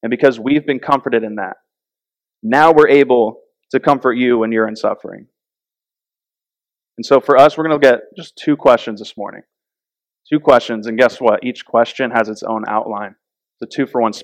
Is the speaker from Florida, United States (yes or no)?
yes; Florida, United States; also born or lived in North Carolina; When we lived in North Carolina, we're from Florida